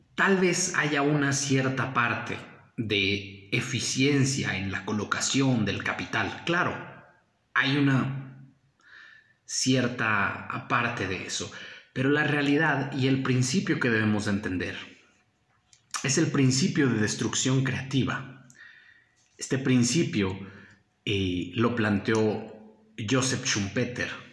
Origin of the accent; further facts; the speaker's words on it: Mexico; como mexicanos nuestra tradición está inclinada al eh, cristianismo católico